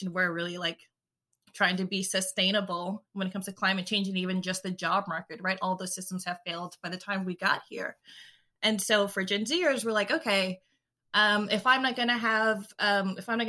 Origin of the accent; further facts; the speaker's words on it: California, United States; I am from California, and I am a writer for a lot of things.